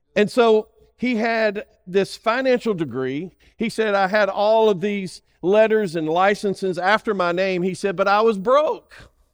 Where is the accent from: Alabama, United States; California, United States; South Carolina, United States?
Alabama, United States; I'm from Alabama.